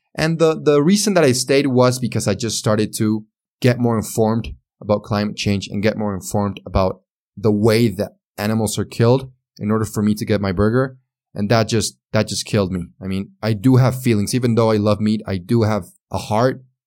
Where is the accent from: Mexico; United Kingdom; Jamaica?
Mexico; accent: Mexican; English is a second language; also born or lived in San Luis Potosí, Mexico; my Mexican accent.